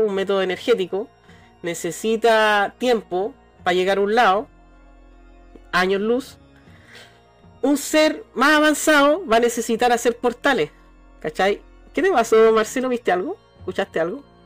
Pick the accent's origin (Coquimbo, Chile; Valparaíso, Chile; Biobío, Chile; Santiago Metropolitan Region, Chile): Valparaíso, Chile; cuando chico, caminar por Valpo, por las calles y pisarla